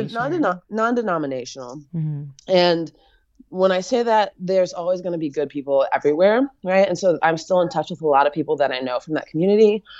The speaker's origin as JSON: {"language": "English", "country": "United States", "said": "as an American"}